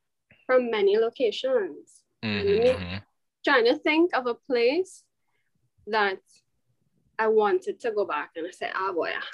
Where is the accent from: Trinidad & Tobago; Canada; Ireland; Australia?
Trinidad & Tobago; Debe, Penal-Debe; right? We have that on lock. So I'm from South.